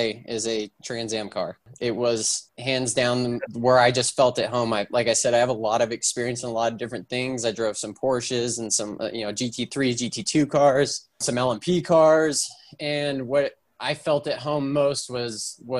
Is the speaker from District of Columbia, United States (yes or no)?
no; California, United States; I'm from California originally, and I grew up 10 minutes away from Willow Springs Raceway, which is a historic facility in the West Coast, closest racetrack